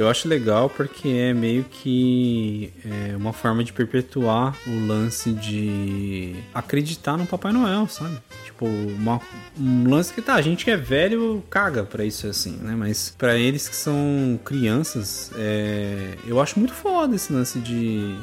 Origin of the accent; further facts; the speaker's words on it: Brazil; nós somos brasileiros, então a gente caga mesmo